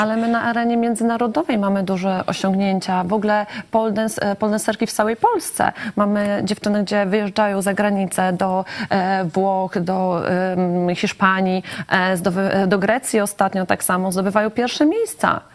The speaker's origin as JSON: {"language": "Polish", "region": "Lublin Voivodeship", "country": "Poland", "said": "u nas na Lubelszczyźnie"}